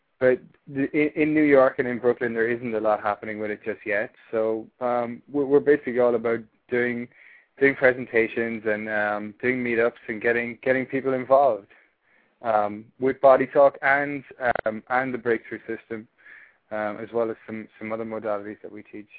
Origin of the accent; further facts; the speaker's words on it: Ireland; accent: Irish; moved away as an adult; I'm from Ireland. Yeah, if you can tell by the accent. I've been living here for 2.5 years now, and been talking to a lot of Americans. So my accent has changed somewhat, but there's still a bit of Irish in there.